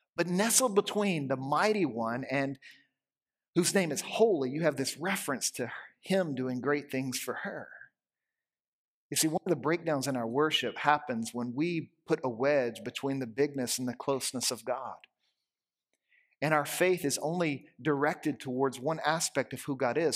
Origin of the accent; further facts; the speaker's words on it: Louisiana, United States; moved away; I grew up in Louisiana